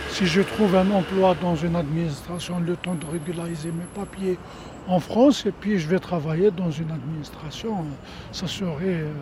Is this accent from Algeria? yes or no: yes; Algeria; moved away; Je suis venu d'Algérie, euh, j'ai travaillé 32 ans dans une banque.